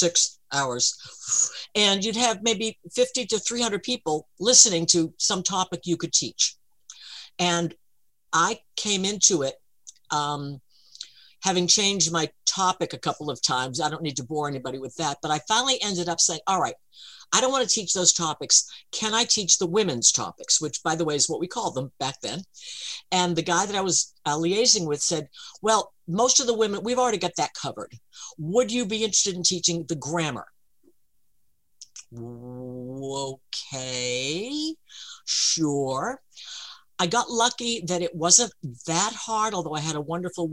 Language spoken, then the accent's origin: English; United States; I'm American